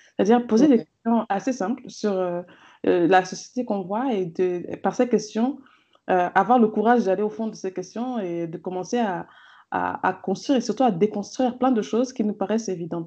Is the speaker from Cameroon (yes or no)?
yes; Cameroon; j'ai grandi au Cameroun euh, avec des parents camerounais